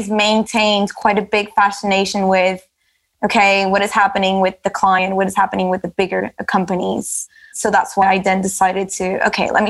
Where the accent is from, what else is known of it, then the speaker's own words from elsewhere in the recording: Lisbon, Portugal; English is a second language; moved away as an adult; also born or lived in Manchester, United Kingdom; now in London, United Kingdom; And in my case, I moved from Lisbon to the UK and I spent a couple of years in Manchester studying and working. And then managed to get a job in London, moved to London.